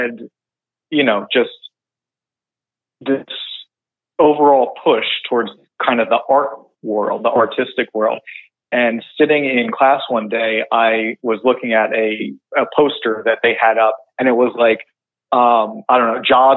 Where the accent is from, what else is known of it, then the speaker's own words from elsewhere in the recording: West Creek, New Jersey, United States; I am from West Creek, New Jersey, by Long Beach Island